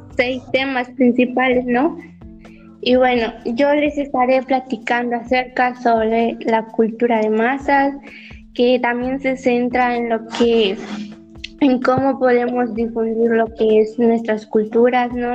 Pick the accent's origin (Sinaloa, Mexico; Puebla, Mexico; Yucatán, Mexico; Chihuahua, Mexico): Yucatán, Mexico; Me siento orgullosa de ser yucateca